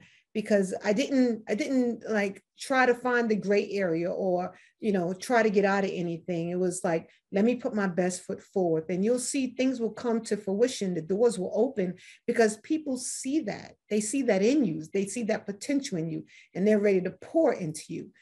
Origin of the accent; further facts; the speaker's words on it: New York City, New York, United States; moved away as an adult; I come from New York City. You know, a little bit about the background. It's just born and raised by a single mom.